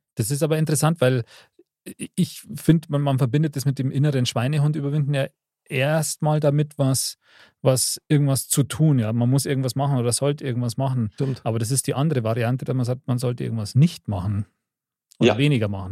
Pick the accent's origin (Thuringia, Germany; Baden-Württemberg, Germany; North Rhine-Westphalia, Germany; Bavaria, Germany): Bavaria, Germany; bei uns in Bayern